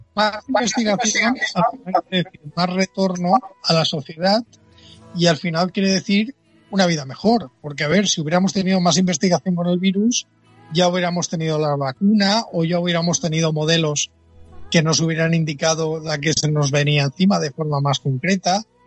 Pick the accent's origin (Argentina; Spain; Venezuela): Spain; Dénia, Valencian Community; yo soy de Denia, está a 100 kilómetros